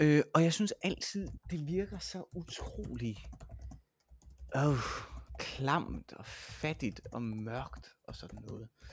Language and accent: Danish; Vejle, Southern Denmark, Denmark; now in Roskilde, Denmark; jeg kommer jo fra Vejle oprindeligt, og nu bor jeg i Roskilde